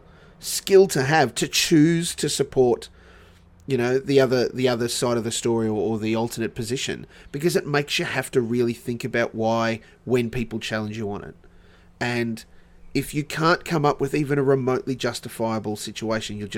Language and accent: English; Sunshine Coast, Queensland, Australia; also born or lived in Dubbo, New South Wales / Dalby, Queensland / New South Wales; my high school was all on the Sunshine Coast. Mm. Like I refer to the Sunshine Coast as home because that's the bulk of my memories were formed